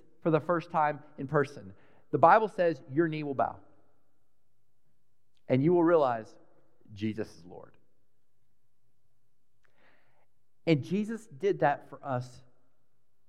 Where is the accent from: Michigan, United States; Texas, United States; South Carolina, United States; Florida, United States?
Texas, United States; Dallas; When I was a really little boy, I grew up in Texas, in Dallas